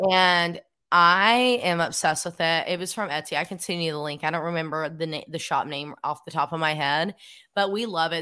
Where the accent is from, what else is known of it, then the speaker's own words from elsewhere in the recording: Cleveland, Tennessee, United States; I grew up in Cleveland, Tennessee, a small town where, like, half of the roads are country roads.